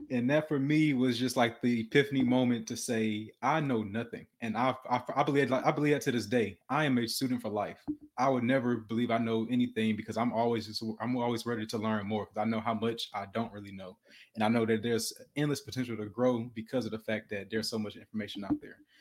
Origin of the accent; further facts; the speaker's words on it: Detroit, Michigan, United States; moved away; also born or lived in Houston, Texas; I was born in Detroit, Michigan